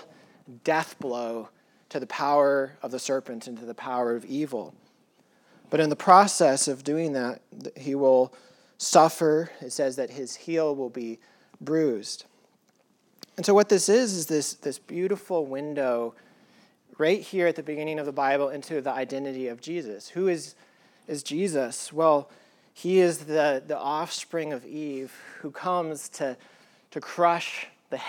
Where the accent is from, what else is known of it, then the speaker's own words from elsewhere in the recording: Colorado, United States; I grew up in Colorado at a high elevation, and you can see the stars like crazy there.